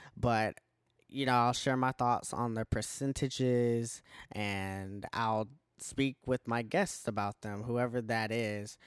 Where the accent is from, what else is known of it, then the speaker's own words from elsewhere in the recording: Milledgeville, Georgia, United States; I am from Milledgeville, Georgia